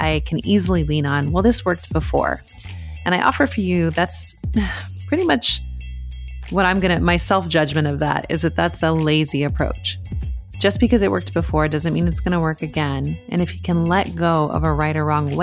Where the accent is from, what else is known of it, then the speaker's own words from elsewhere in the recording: New Mexico, United States; growing up in New Mexico